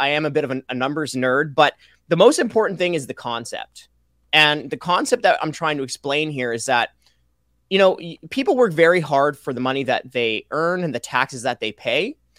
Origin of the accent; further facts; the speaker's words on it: Alberta, Canada; Because I came here from Alberta.